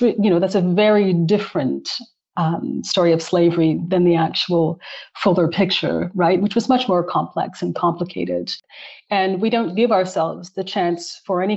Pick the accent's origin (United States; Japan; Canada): Canada; Calgary, Alberta; I'm from Calgary, born and raised